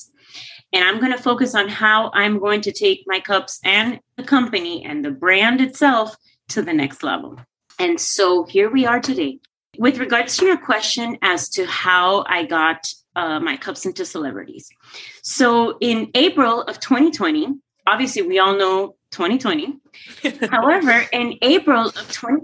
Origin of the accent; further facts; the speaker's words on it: Coral Gables, Florida, United States; my hometown of Coral Gables